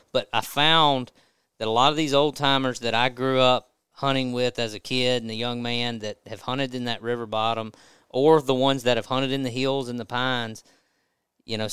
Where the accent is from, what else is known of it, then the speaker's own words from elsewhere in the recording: Natchez, Mississippi, United States; I grew up in Natchez, and so I've been hunting that terrain my whole life